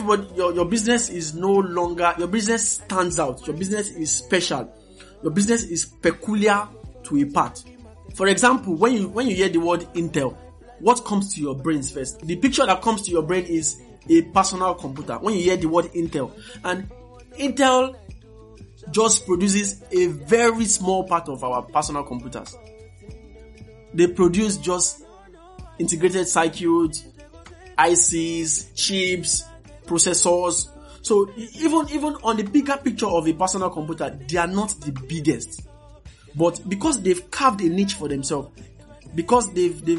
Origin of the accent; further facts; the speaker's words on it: Kaduna, Kaduna State, Nigeria; I grew up in Kaduna